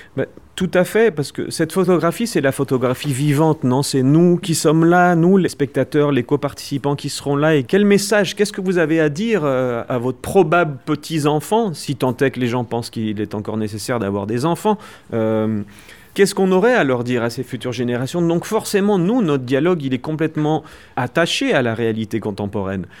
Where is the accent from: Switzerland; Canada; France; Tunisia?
France; moved away as an adult; now in Mexico; je suis français, mais je vis au Mexique depuis 20 ans